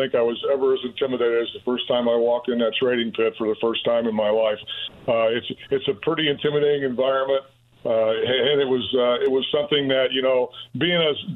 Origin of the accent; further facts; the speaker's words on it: Owensburg, Indiana, United States; moved away; growing up in Owensburg, a small town